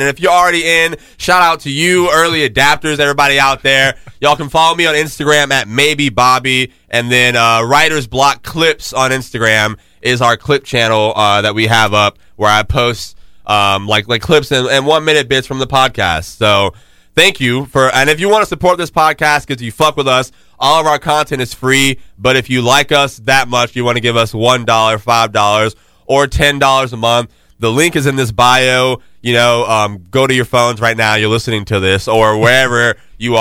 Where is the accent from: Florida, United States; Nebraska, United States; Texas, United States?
Florida, United States; Jacksonville; moved away; Duval. Let's go, my fucking city